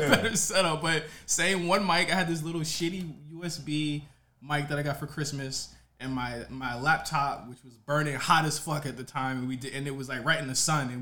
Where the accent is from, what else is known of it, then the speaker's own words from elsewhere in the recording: Virginia, United States; I'm from Virginia, and I went to school in Richmond